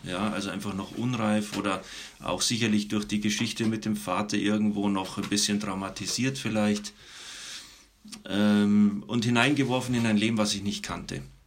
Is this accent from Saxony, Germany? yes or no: no; Munich, Bavaria, Germany; Ich komme aus München. Ich bin da aufgewachsen.